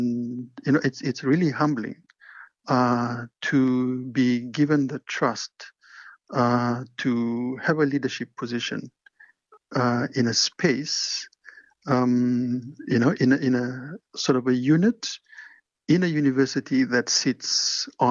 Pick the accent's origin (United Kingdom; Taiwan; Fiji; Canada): Fiji; Levuka, Eastern Division; moved away as an adult; also born or lived in Suva, Fiji / Queensland, Australia; now in Dunedin, New Zealand; So, I was born in Levuka on Ovalau, and many people know Levuka as the sort of the first capital of Fiji. I was born there and I grew up there